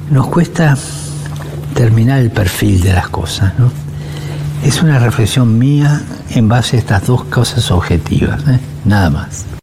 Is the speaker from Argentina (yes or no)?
yes; Argentina; porque yo soy argentino también. ¿eh? Pero un poco nuestra idiosincrasia.